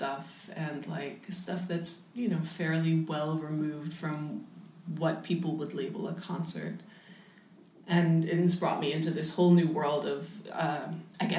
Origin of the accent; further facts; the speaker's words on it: United States; now in Berlin, Germany; I'm from the States